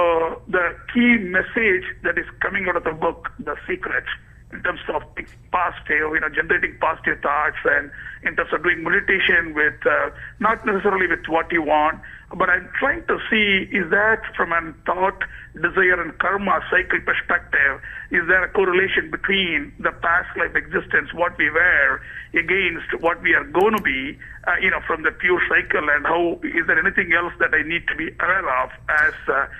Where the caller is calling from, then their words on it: Herndon, Virginia, United States; from Herndon, Virginia.